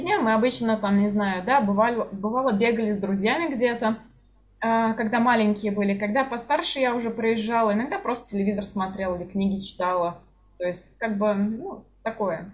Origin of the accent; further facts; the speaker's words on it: Kazan, Tatarstan, Russia; moved away as an adult; Для меня Казань, в принципе, была таким городом. То есть я уехала mm-hmm. только из-за работы в целом